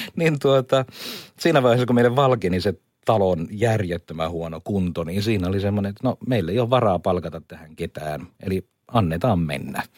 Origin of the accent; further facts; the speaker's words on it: Kuusamo, North Ostrobothnia, Finland; moved away; also born or lived in Laitila; mä olen niin kun asunut mummolassani niin. Kuusamossa